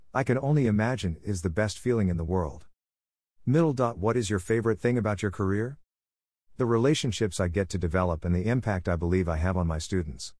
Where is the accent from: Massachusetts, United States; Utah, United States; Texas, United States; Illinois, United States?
Texas, United States; Lubbock; also born or lived in Fort Hood, Texas / Iraq; I am a local homegrown gentleman born and raised in Lubbock